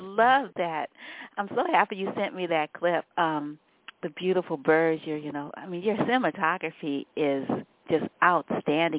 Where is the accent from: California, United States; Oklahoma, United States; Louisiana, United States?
Louisiana, United States; New Orleans; I'm a Southerner. I was born in New Orleans